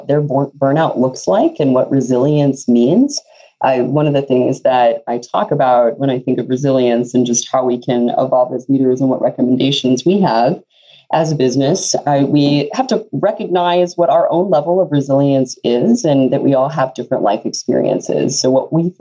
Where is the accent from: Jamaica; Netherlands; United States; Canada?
United States; Texas; now in Fargo, United States; I'm actually from Texas originally, and a long journey brought me to Fargo